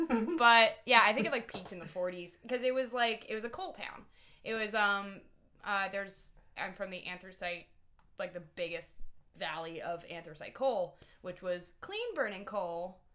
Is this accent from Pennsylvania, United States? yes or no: yes; Scranton, Pennsylvania, United States; moved away; Scranton. I'm from Scranton.